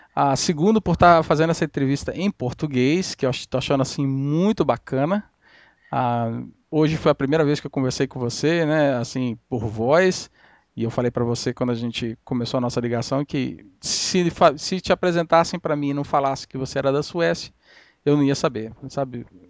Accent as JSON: {"language": "Portuguese", "country": "Brazil", "moved": "yes", "said": "eu sou brasileiro"}